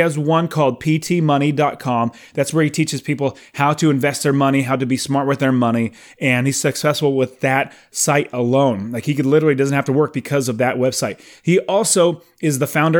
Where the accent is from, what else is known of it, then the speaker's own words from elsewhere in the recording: Phoenix, Arizona, United States; I'm from Phoenix, but I'm in South Carolina on a four-week fantastic trip with my family